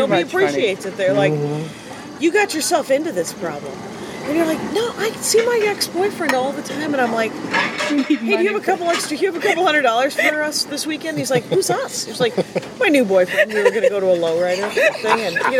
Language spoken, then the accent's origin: English; Wisconsin, United States; he said, where are you from? And I said, Wisconsin